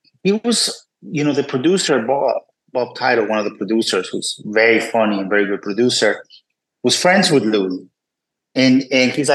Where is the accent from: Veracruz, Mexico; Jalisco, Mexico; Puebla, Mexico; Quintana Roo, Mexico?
Puebla, Mexico; moved away as an adult; also born or lived in New York, United States; I grew up in Puebla, Mexico